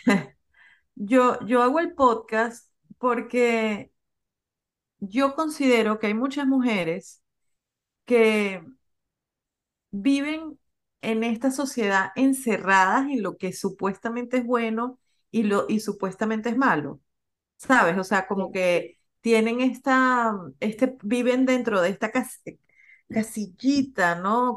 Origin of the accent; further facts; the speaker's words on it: Venezuela; moved away as an adult; also born or lived in Peru; now in United States; yo soy venezolana, me gradué de la Universidad de Venezuela, conseguí trabajo en Venezuela.